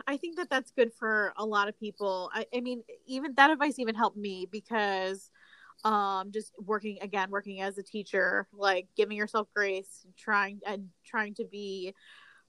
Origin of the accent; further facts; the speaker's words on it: New England, United States; moved away as an adult; now in New Orleans, United States; I moved to New Orleans and I'm originally from New England